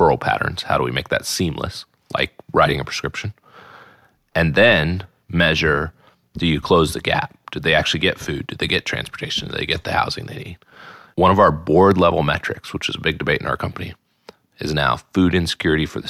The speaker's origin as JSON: {"language": "English", "region": "Texas", "country": "United States", "tie": "born or raised there", "moved": "yes", "lives_now": "North Carolina, United States", "said": "I grew up in Texas"}